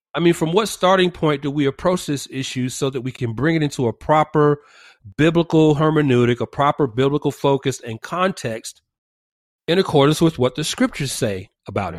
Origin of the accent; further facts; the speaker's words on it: Georgia, United States; now in California, United States; my home state of Georgia